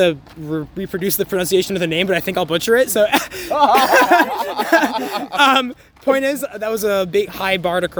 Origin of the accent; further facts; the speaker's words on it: Boston, Massachusetts, United States; So I'm from Boston, and so you can't drink legally at age 18, and so we graduated high school after senior year at age 18, and we went to Montreal to party